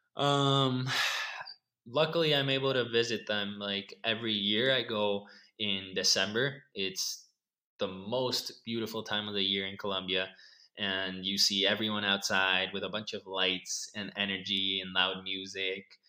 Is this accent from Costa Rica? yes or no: yes; Costa Rica; I was born here in Costa Rica, so I have lived my whole life here